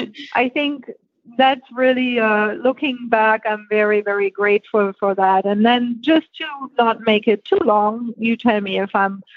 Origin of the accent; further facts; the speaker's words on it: Germany; Okay, well, I was born and raised in Germany